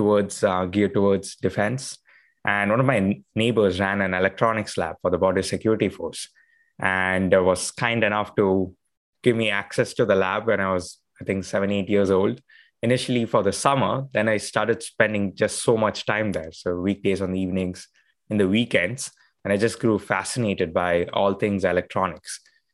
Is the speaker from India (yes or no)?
yes; Bengaluru, Karnataka, India; So I used to spend my allowance growing up in Bangalore, India, we used to call it pocket money.